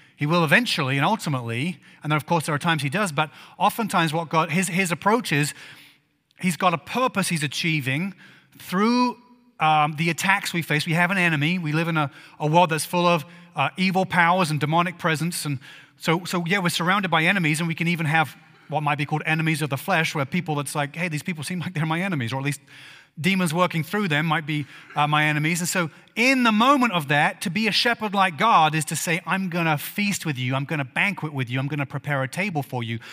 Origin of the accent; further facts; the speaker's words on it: England, United Kingdom; moved away; I grew up in England